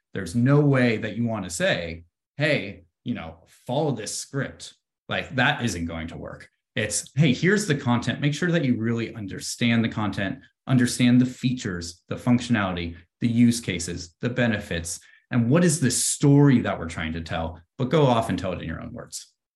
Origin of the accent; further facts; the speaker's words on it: Bay Area, California, United States; growing up in the Bay Area, I've always been around, uh, tech